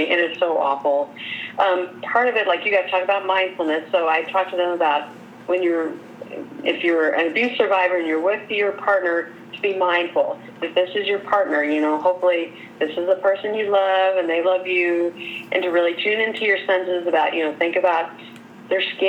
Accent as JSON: {"language": "English", "town": "Corydon", "country": "United States", "tie": "born or raised there", "said": "growing up in Corydon, we had terrible Chinese restaurants"}